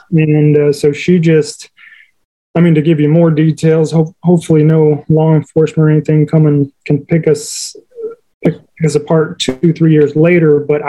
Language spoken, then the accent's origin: English; Thailand; That's right. I was born and raised in Thailand.